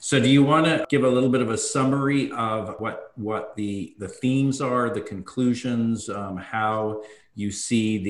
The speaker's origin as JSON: {"language": "English", "country": "Ireland", "tie": "born or raised there", "moved": "yes", "lives_now": "New York, United States", "said": "I grew up in Ireland. I came to New York."}